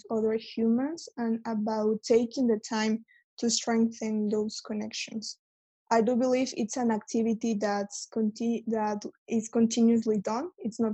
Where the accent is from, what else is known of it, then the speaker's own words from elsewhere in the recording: Mexico; moved away as an adult; now in London, United Kingdom; I am from Mexico. I moved to London back in September last year to start a master's in finance.